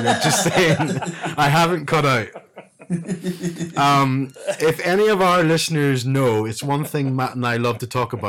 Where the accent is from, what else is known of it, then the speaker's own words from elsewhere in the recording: Limavady, Northern Ireland, United Kingdom; Mickey runs CrossFit Limb Vaddy here in my hometown.